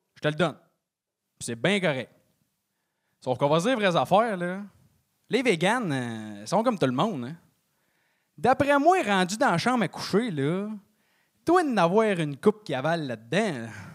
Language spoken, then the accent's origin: French; Trois-Rivières, Quebec, Canada; j'ai 24 ans, puis je viens de Trois-Rivières